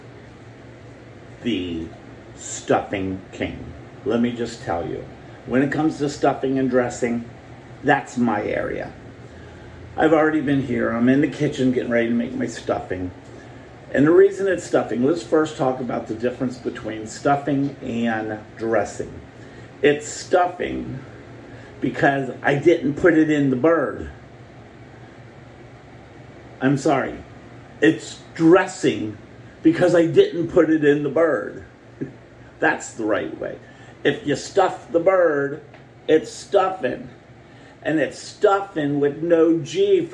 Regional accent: the North, United States; I'm from the North

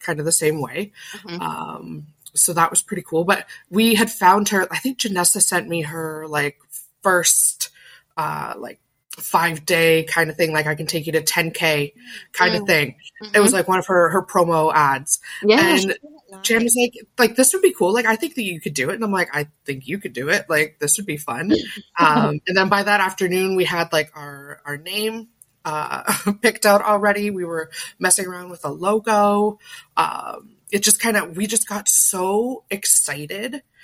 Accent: Canada; also born or lived in Calgary, Alberta / Ottawa, Ontario; we're Canadian

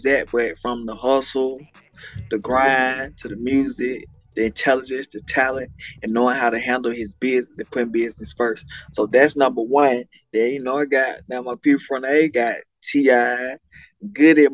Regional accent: Atlanta, Georgia, United States; I'm from Atlanta, Georgia, on the west side of Atlanta, Georgia, Cascade, Oakland City, Zone 4

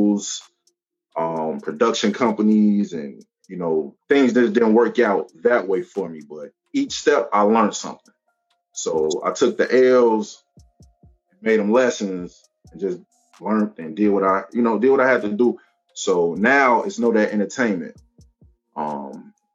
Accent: Chicago, Illinois, United States; I'm from Chicago, Chi-Town

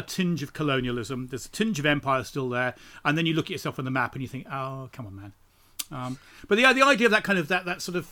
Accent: London, United Kingdom; I'm from this small town in southeast London.

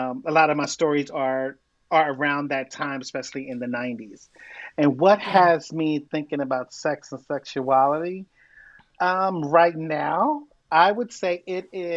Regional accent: Philadelphia, Pennsylvania, United States; I am born and raised in North Philadelphia, and that is where my people from.

